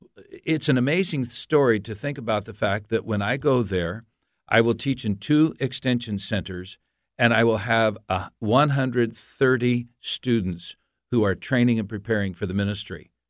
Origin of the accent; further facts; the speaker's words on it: United States; also born or lived in Montreal, Canada; I'm an American. I have lived in the United States most of my life